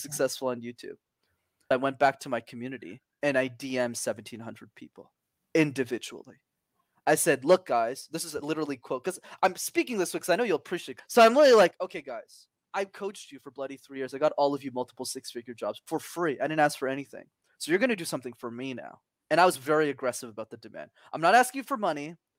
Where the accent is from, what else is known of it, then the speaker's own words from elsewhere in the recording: Montreal, Quebec, Canada; I was born and raised in Montreal, but I did not know French.